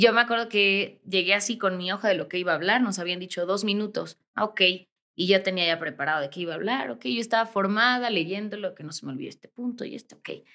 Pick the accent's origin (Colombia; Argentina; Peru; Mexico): Mexico; Toluca, State of Mexico; moved away as an adult; also born or lived in Veracruz; now in Mexico City, Mexico; De donde yo nací en Veracruz, pero vivía en Toluca